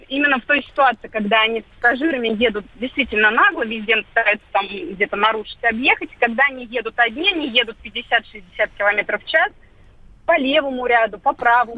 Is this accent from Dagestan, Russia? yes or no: no; Moscow, Russia; я из Москвы